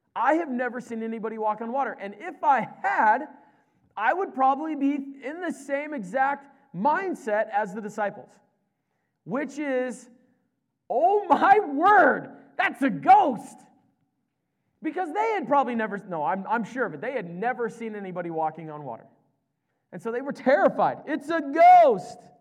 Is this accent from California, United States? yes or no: no; Nebraska, United States; moved away as an adult; also born or lived in British Columbia; I was from Nebraska